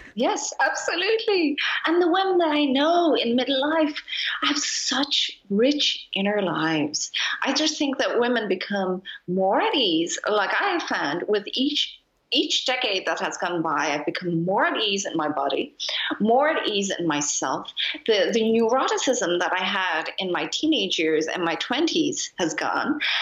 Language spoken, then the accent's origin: English; Ireland; moved away as an adult; now in Berlin, Germany; my parents are Japanese, but I grew up in Ireland